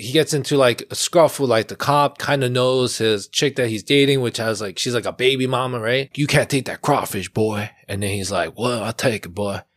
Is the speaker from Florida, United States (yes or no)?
no; New York City, New York, United States; We're born and raised in Flushing, for most part of our life